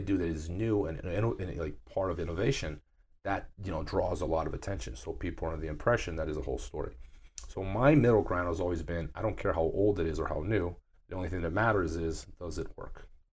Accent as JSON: {"language": "English", "country": "Brazil", "tie": "born or raised there", "moved": "yes", "said": "my hometown in Brazil"}